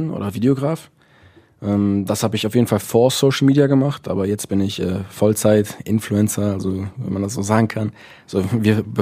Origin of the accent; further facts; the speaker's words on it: Essen, North Rhine-Westphalia, Germany; ähm, ich komme aus Essen.